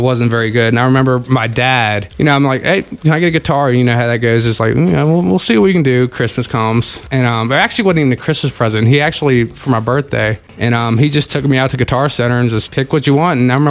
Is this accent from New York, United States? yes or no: no; Front Royal, Virginia, United States; also born or lived in Manassas, Virginia; now in Woodstock, United States; Moved there when I was 5 to Front Royal, and that's where I grew up